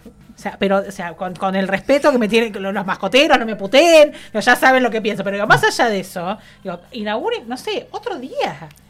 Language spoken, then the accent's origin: Spanish; Argentina; esos somos los argentinos